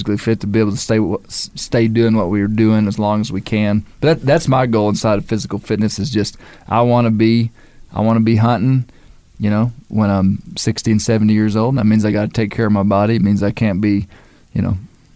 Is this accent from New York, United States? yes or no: no; Arkansas, United States; I'm from Arkansas